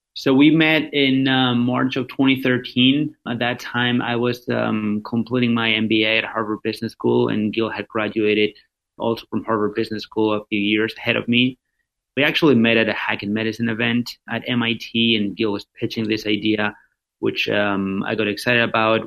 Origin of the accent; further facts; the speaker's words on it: Madrid, Community of Madrid, Spain; moved away; I am originally from Spain, born and raised in in Madrid.